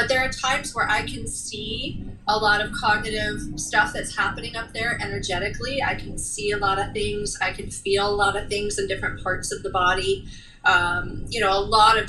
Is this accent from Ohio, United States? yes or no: yes; Cleveland, Ohio, United States; moved away; I was born and raised in Cleveland, but now live down here